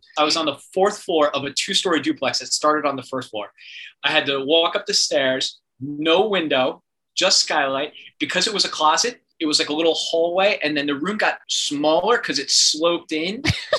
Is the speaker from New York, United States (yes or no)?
yes; New York, United States; Look, I'm a New Yorker. Watch me.